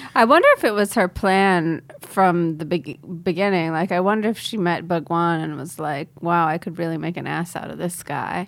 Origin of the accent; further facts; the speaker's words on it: India; as an Indian person